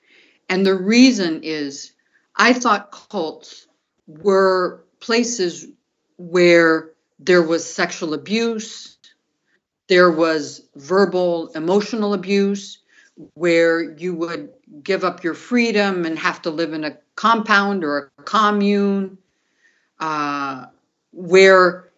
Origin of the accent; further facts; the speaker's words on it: Brazil; I grew up in South America and Brazil, and my dad was an American and my mom was Colombian.